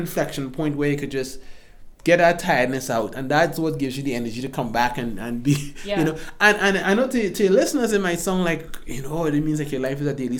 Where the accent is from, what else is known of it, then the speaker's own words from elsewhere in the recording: Trinidad & Tobago; moved away as an adult; now in United States; I was born in the Caribbean, I was born in Trinidad and Tobago, to be specific. But I've lived here now for 20 years, most of it for school